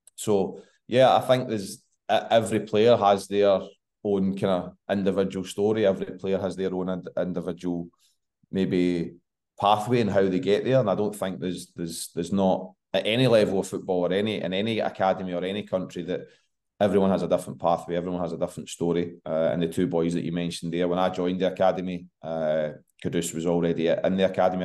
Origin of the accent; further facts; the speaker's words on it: West of Scotland, United Kingdom; moved away as an adult; also born or lived in Ghana / Philadelphia / Liège; living in Scotland, growing up in the West